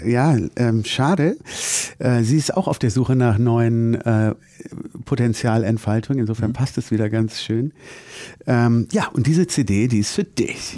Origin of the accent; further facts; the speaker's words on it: Germany; bei uns in Deutschland